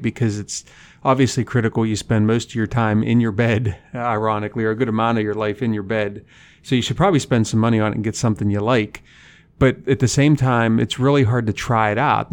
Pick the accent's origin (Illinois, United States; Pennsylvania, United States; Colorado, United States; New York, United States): Pennsylvania, United States; Punxsutawney; moved away as an adult; now in North Dakota, United States; I grew up in Punxsutawney, Pennsylvania